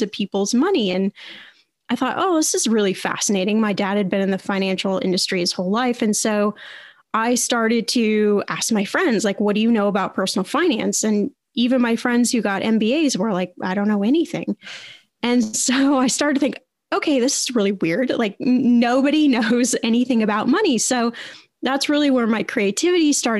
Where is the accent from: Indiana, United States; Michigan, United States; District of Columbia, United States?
Indiana, United States; I went back to college to Indiana University. I was born in Indiana.